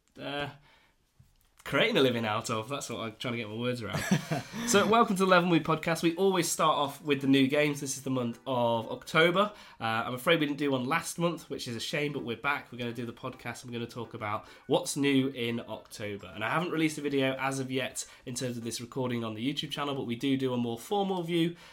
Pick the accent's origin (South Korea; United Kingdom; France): United Kingdom; we're very British